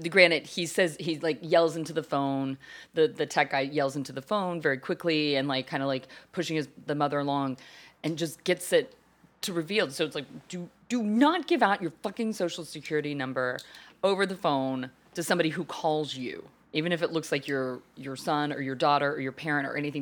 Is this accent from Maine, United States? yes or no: no; Texas, United States; growing up in Texas, in the church